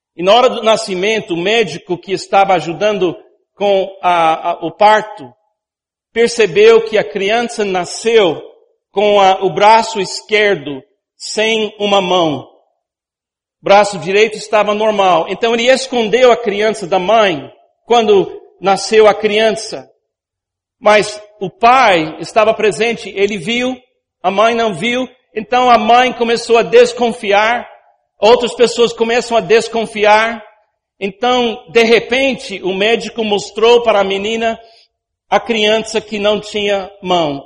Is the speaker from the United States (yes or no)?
yes; United States; Portuguese is a second language; moved away as an adult; now in Brazil; eu fui criado numa cultura nos Estados Unidos onde toque não é muito popular